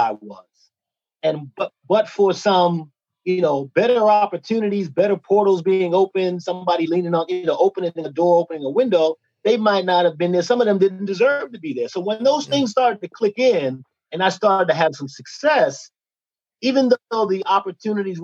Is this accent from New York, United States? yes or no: yes; New York City, New York, United States; I came from Bushwick, Brooklyn, so I had a natural hustle